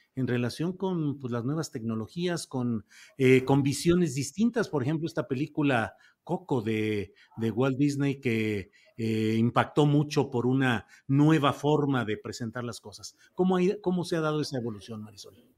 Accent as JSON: {"language": "Spanish", "country": "Mexico", "said": "la manera como los mexicanos celebramos"}